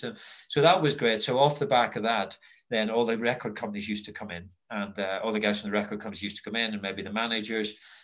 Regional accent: Belfast, Northern Ireland, United Kingdom; I grew up in Belfast in what were pretty dark times.

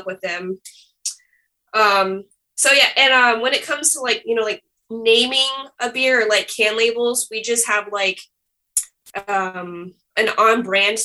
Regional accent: Ocala, Florida, United States; growing up in Ocala and like working at that liquor store

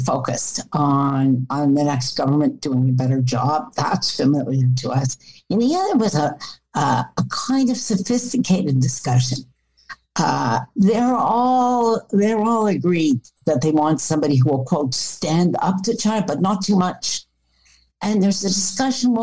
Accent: Canada; as a Canadian

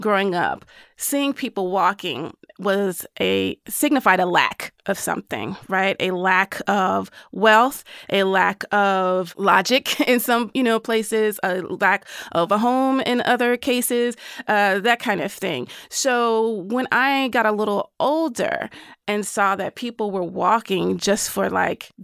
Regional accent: the South, United States; as a Southerner

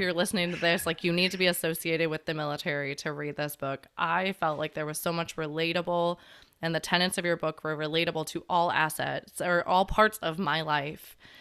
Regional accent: Chicago, Illinois, United States; moved away as an adult; I grew up in Chicago

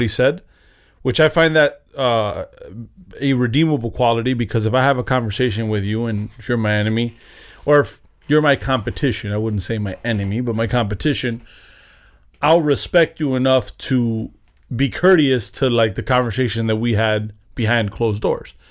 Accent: United States; I'm an American

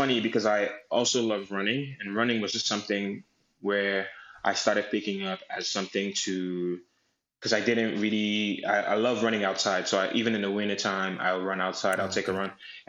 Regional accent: Nigeria; But I thought it was just something I loved because of my connection to being Nigerian.

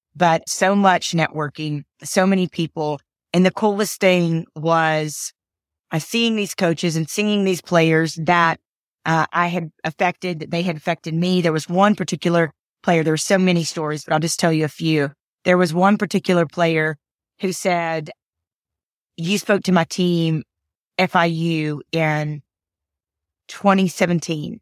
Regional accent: Atlanta, Georgia, United States; I was born in Atlanta, Georgia.

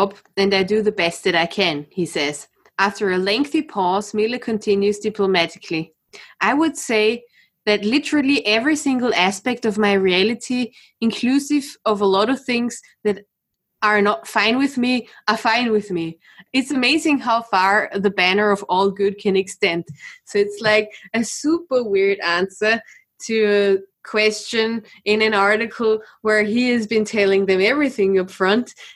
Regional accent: Austria; all the psychopaths are coming from my country again

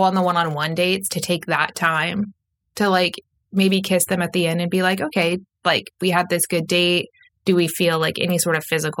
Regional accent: East of England, United Kingdom; So if you can get past the fact that I'm from Essex and I'm a few years younger and things like that, like we actually work very well together.

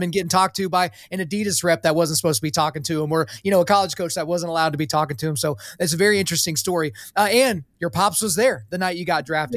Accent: Oklahoma, United States; I was born in Oklahoma, so I'm a Christian

